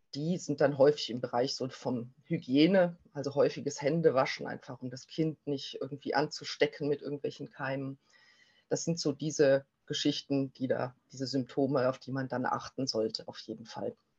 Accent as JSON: {"language": "German", "country": "Germany", "said": "bei uns in Deutschland"}